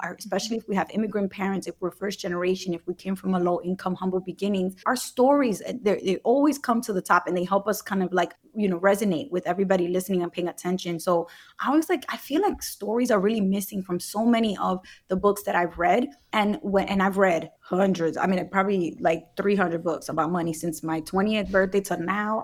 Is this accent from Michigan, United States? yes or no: no; Brooklyn, New York, United States; my community growing up in Brooklyn.